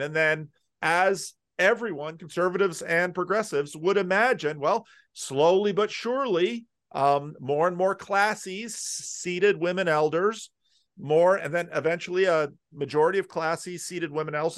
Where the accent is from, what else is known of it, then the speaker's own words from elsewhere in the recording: New Jersey, United States; also born or lived in Patterson; now in Sacramento, United States; I grew up in North Jersey, which was one of those more urban Christian Reformed church centers